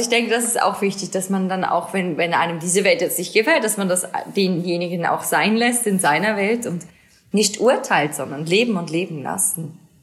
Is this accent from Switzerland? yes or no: yes; Switzerland; Mini Schweiz, Mini Heimat